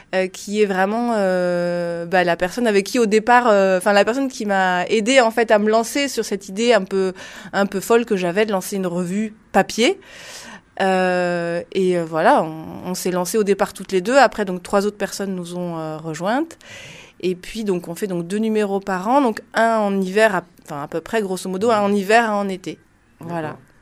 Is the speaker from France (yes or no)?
yes; Lot-et-Garonne, Nouvelle-Aquitaine, France; je viens de Lot-et-Garonne